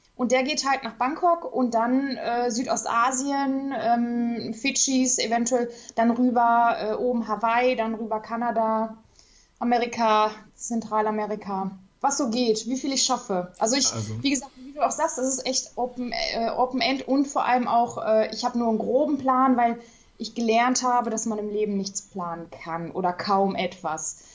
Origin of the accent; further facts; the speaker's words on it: Duisburg, North Rhine-Westphalia, Germany; ich komme aus Duisburg, bin auch noch hier äh, ja, ich wohne immer noch hier